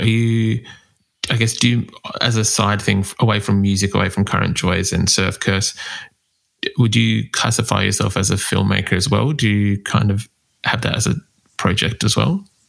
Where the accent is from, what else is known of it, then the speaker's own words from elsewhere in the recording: Australia; accent: Australian; my Australian accent